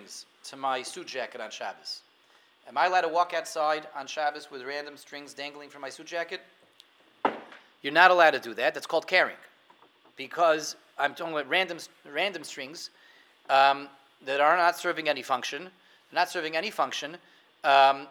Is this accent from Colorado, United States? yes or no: yes; Denver, Colorado, United States; I remember when I was a kid, I grew up in Denver